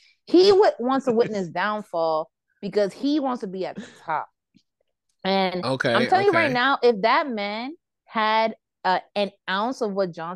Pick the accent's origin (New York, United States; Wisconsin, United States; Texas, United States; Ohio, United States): New York, United States; As a New Yorker, I am conflicted whether to laugh or cry.